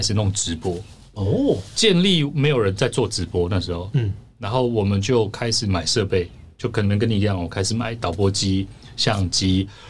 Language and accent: Chinese; Taiwan; 我是少数可以跟他沟通的。的台湾人